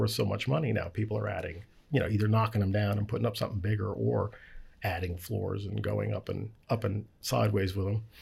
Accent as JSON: {"language": "English", "town": "Baltimore", "region": "Maryland", "country": "United States", "said": "I'm from Baltimore"}